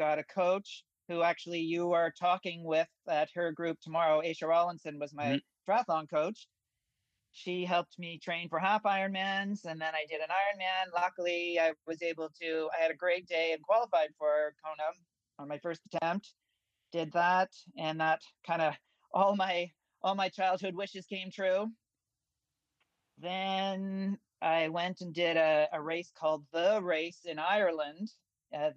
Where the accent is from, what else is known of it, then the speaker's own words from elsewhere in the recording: Newfoundland and Labrador, Canada; moved away as an adult; also born or lived in Halifax / Toronto; now in Ontario, Canada; my hometown in Newfoundland